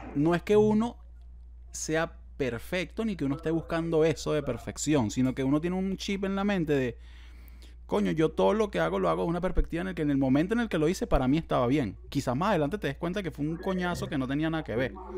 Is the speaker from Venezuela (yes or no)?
yes; San Antonio de Los Altos, Miranda, Venezuela; yo nací en San Antonio y de los Altos